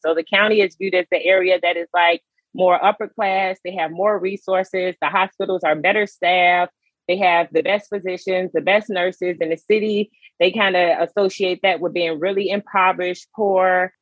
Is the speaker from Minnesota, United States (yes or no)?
no; Chicago, Illinois, United States; now in Baltimore, United States; I am originally from Chicago, Illinois, um, but I currently reside um, outside of Baltimore, Maryland.